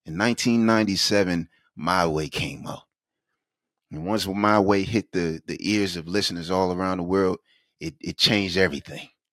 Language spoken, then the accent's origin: English; South Carolina, United States; Born and raised in South Carolina